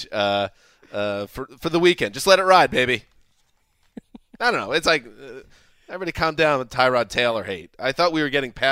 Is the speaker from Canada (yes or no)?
no; United Kingdom; I'm British. Yep. I'm different.